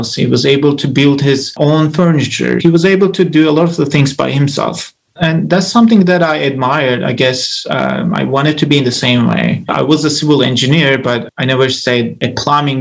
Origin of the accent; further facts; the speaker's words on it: Turkey; moved away as an adult; now in Orlando, United States; I grew up in Turkey. I moved to the United States to study my PhD 6 years ago.